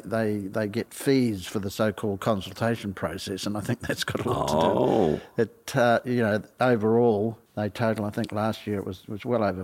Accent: New Zealand; now in Australia; I'm a Kiwi. I'm naturalised Australian.

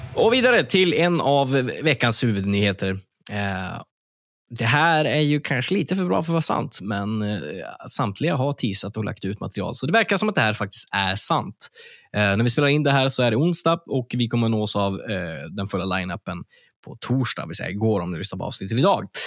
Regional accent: Örnsköldsvik, Västernorrland County, Sweden; med rötter i Örnsköldsvik, där jag kommer ifrån

